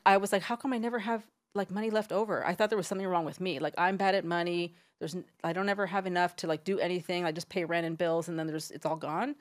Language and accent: English; San Diego, California, United States; I am from San Diego. I'm from about ten minutes from the Mexican border